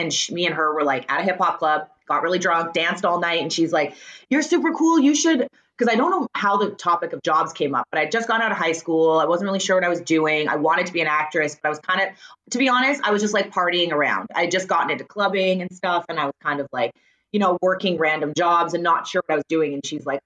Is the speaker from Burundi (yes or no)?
no; Surrey, British Columbia, Canada; born or raised there; accent: Canadian; also born or lived in Wales / Richmond, BC